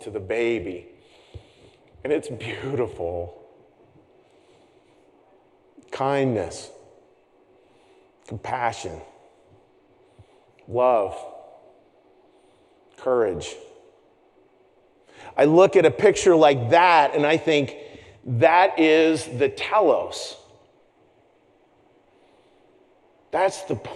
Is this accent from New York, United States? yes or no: no; Pittsburgh, Pennsylvania, United States; I'm from Pittsburgh, Pennsylvania